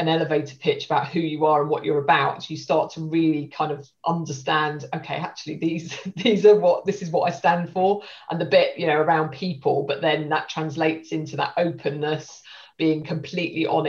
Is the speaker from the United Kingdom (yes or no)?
yes; Stevenage, East of England, United Kingdom; also born or lived in Hitchin; I'm from Stevenage in Hertfordshire. That's where I grew up